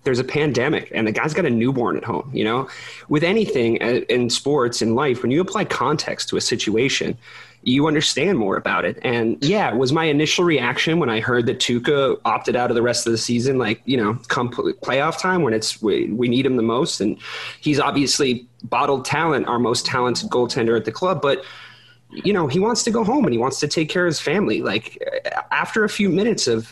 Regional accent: Dublin, Leinster, Ireland; guy from my hometown, Conor McGregor

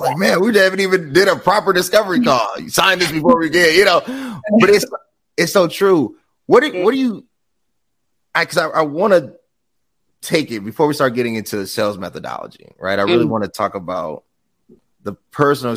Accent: United States; I'm an American

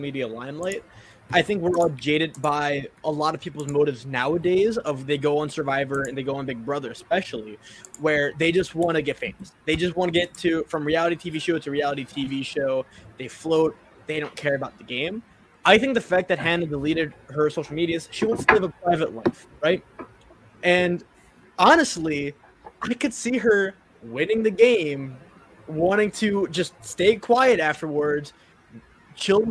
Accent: Baltimore, Maryland, United States; I'm from Baltimore

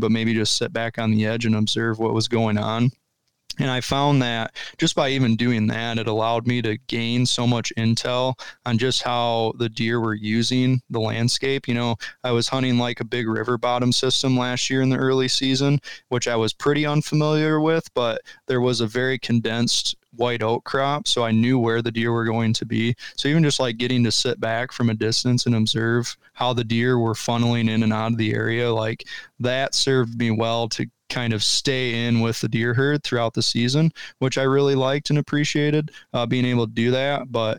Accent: Michigan, United States; now in Ohio, United States; So 2022 was the first year I was an Ohio resident. Before then, it was all traveling down from where I grew up in Michigan.

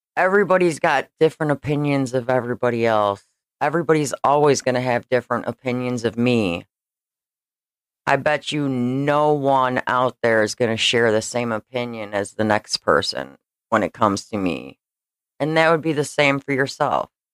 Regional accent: Schaumburg, Illinois, United States; I grew up in Schaumburg, Illinois

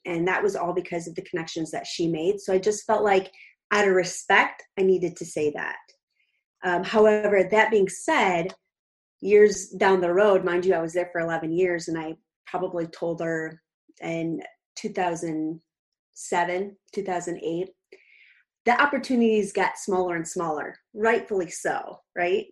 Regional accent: Clifton, Illinois, United States; now in Naperville, United States; I grew up in a really tiny town called Clifton, 1,400 people, and now I am living in Naperville, Illinois

